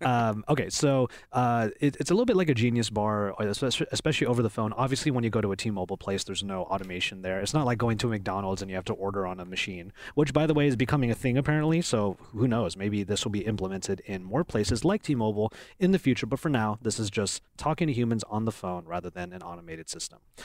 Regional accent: Philippines; I'm Filipino

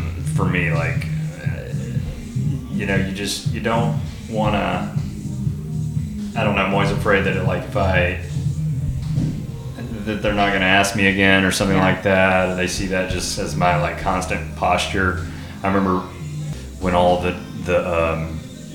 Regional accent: Louisiana, United States; now in Texas, United States; I grew up in Louisiana, and we took French

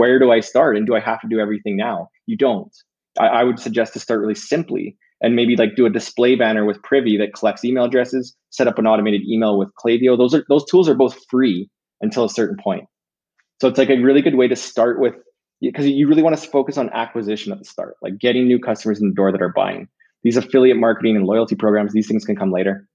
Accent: Canada; we're Canadian

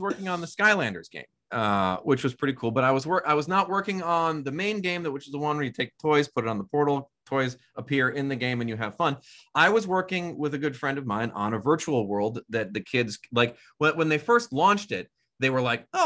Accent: a suburb north of Milwaukee, Wisconsin, United States; I grew up in a suburb north of Milwaukee, Wisconsin.

